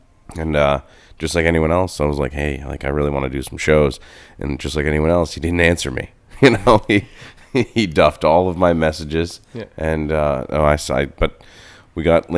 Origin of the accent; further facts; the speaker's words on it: Lewiston, Maine, United States; I grew up in Lewiston.